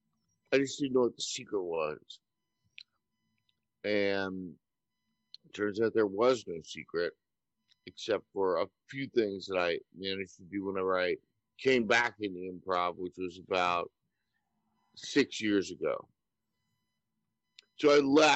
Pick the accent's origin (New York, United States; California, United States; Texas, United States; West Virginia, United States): New York, United States; New York City; I was born and raised in New York City, in Manhattan.